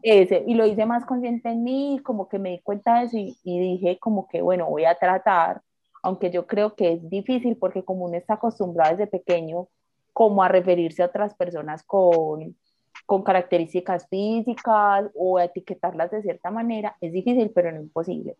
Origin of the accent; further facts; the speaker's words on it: Medellín, Antioquia, Colombia; eso me pregunta que de dónde soy. Y yo le digo, ah, de Medellín